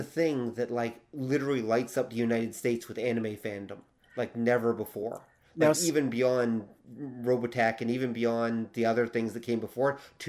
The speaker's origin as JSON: {"language": "English", "country": "Canada", "said": "We are Canadian."}